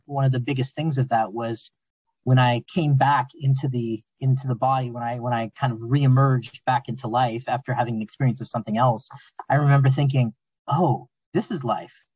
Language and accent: English; Southern Ontario, Canada; I was raised in Southern Ontario, Canada